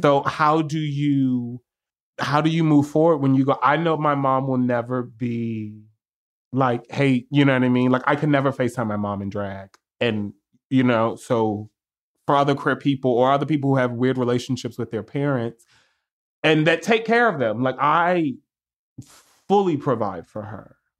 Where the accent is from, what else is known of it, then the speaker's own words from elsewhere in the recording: New York, United States; I'm a New Yorker too